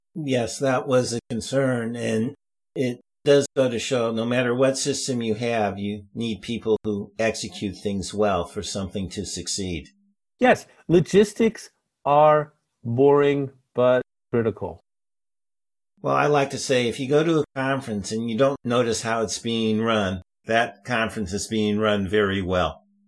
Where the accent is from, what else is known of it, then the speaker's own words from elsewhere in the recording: St. Louis, Missouri, United States; moved away; I go back to my hometown in St. Louis